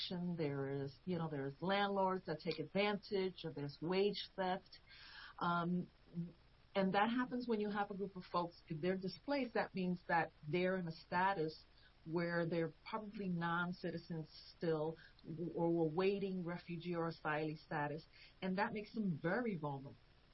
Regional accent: New York, United States; also born or lived in Puerto Rico / Pennsylvania; now in Chester County, Pennsylvania, United States; I was born in New York

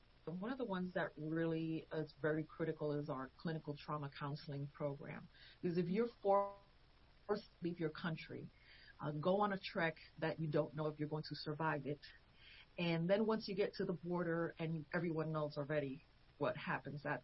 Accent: New York, United States; also born or lived in Puerto Rico / Pennsylvania; now in Chester County, Pennsylvania, United States; I was born in New York

